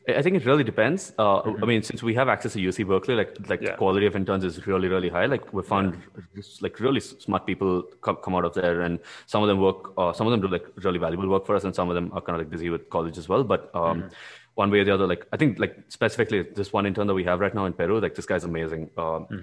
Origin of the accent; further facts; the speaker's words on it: India; moved away as an adult; also born or lived in Latvia; as an Indian